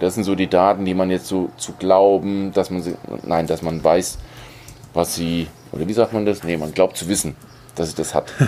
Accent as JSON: {"language": "German", "country": "Germany", "said": "bei uns in Deutschland"}